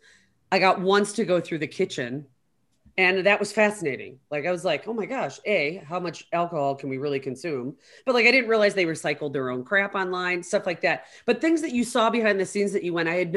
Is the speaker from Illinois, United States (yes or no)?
yes; Chicago, Illinois, United States; I grew up in Chicago